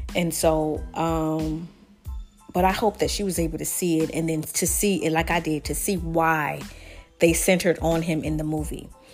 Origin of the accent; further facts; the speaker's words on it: the South, United States; I'm from the South